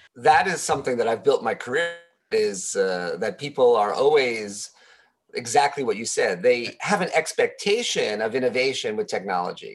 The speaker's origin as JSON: {"language": "English", "town": "New York City", "region": "New York", "country": "United States", "moved": "yes", "lives_now": "Japan", "said": "I'm originally from New York City"}